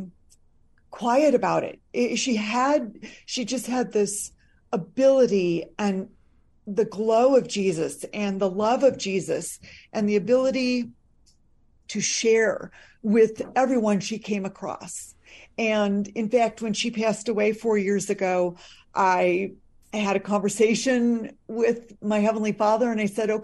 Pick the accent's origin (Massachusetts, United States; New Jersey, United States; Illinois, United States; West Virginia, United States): Illinois, United States; Lake Forest; I grew up in a suburb just north of Chicago, on Lake Michigan, a northern suburb, Lake Forest, Illinois